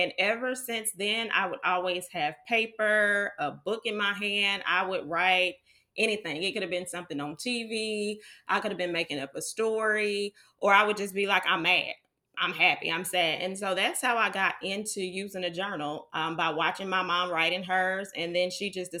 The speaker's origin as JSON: {"language": "English", "region": "Georgia", "country": "United States", "tie": "born or raised there", "said": "I am Georgia bred. I'm from Georgia."}